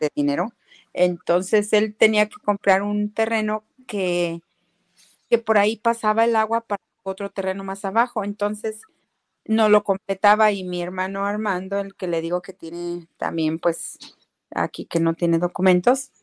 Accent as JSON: {"language": "Spanish", "town": "Xichú", "region": "Guanajuato", "country": "Mexico", "also_born_or_lived": "San Rafael, California", "moved": "yes", "lives_now": "San Pablo, United States"}